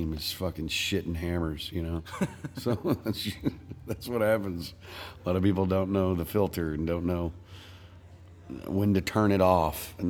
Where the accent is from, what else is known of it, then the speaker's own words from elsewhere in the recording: Tyler, Texas, United States; In Tyler, Texas, my hometown